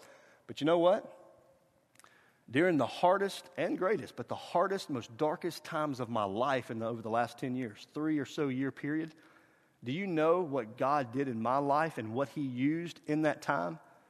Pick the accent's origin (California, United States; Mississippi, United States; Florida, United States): Mississippi, United States; we're from Mississippi when we say papa and mamaw